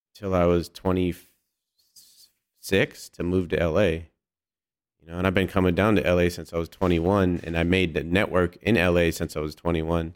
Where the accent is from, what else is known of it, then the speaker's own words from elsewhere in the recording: hometown about an hour from Berkeley, California, United States; Berkeley," which was, like, an hour away from my hometown